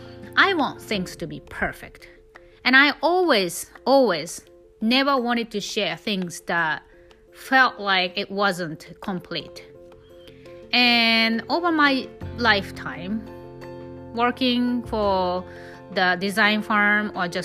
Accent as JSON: {"language": "English", "country": "Japan", "tie": "born or raised there", "second_language": "English", "moved": "as an adult", "said": "I was born and raised in Japan until I was 19, so I speak almost perfect Japanese"}